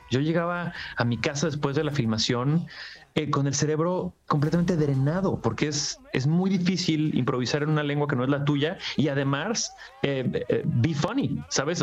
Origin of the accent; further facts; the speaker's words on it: Mexico; con lo que pasa en mi país